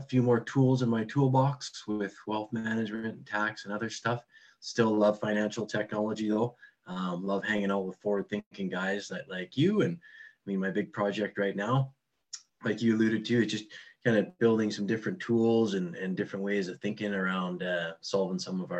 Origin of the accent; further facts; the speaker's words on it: Canada; accent: Canadian; So I'm a Canadian. I've been called out a lot for my, really solid Canadian accent. So hopefully some people will notice that. I'm up in Canada.